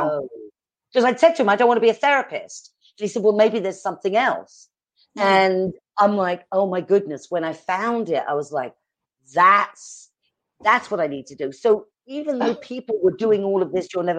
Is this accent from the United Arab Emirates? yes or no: no; England, United Kingdom; accent: British; also born or lived in East Coast, United States; now in Arizona, United States; I'm British